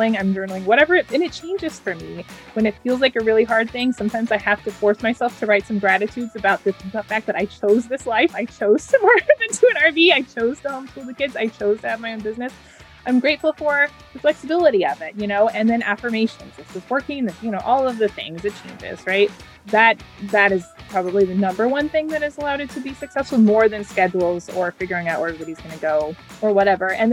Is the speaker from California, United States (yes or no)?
yes; San Jose, California, United States; also born or lived in near Fresno, California; I was born in the Bay Area of California, San Jose